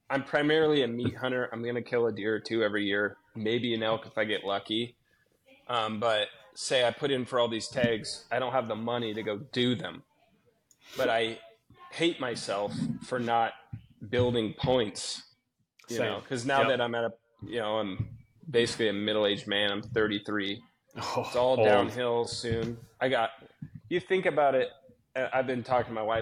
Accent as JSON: {"language": "English", "region": "North Idaho", "country": "United States", "tie": "born or raised there", "said": "growing up in North Idaho"}